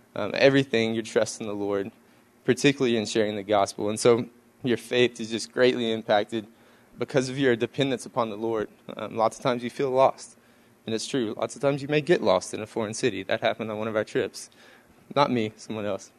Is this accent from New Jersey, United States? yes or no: no; East Texas, United States; I'm from East Texas